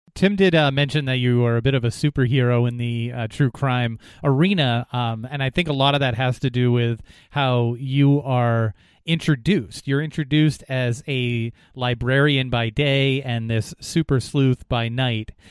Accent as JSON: {"language": "English", "region": "New Hampshire", "country": "United States", "tie": "born or raised there", "said": "it happened in my home state."}